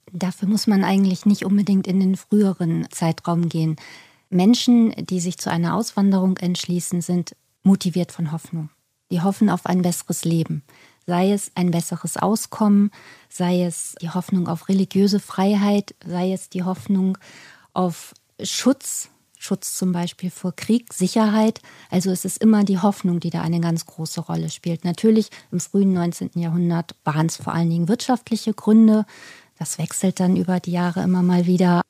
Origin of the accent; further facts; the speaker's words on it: Hamburg, Germany; ich als gebürtige Hamburgerin